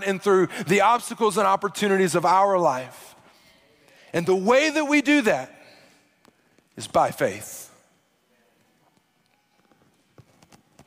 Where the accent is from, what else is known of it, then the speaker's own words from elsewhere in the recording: Arkansas, United States; I'm from Arkansas